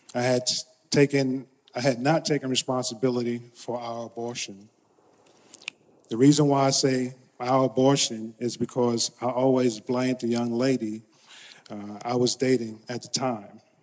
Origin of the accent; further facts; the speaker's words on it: New York City, New York, United States; I am from Brooklyn, New York.